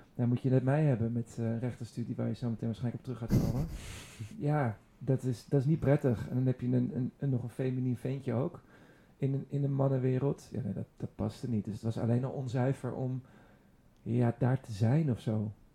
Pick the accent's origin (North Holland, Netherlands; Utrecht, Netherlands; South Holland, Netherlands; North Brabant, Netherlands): North Holland, Netherlands; Hilversum; ik ben opgegroeid in Hilversum